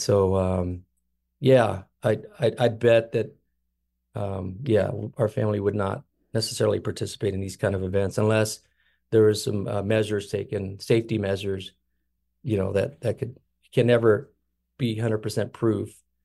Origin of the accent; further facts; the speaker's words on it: Kansas City, Missouri, United States; we all were born and raised in Kansas City